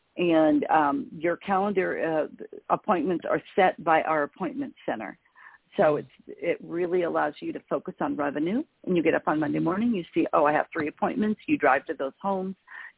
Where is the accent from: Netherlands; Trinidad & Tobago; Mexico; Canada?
Mexico; also born or lived in Belize; I'm fluent in Spanish. I grew up in Mexico and Belize.